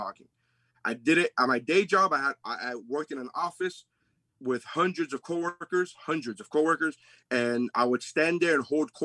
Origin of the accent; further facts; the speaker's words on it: Nicaragua; also born or lived in Sweetwater, Florida; I'm from Nicaragua, bro. Sweetwater